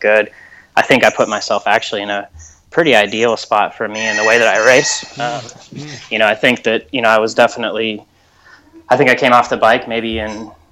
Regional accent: United States

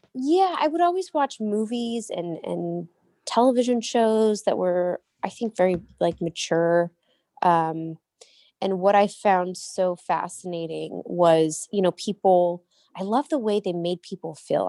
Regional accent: Murrieta, California, United States; also born or lived in Cottonwood, Arizona; I was raised in Marietta, California, um, which is, like, southern, uh, near San Diego

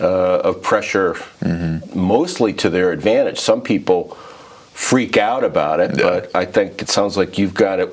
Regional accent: Stamford, Connecticut, United States; moved away; also born or lived in Boston area; I grew up in Stamford, Connecticut.

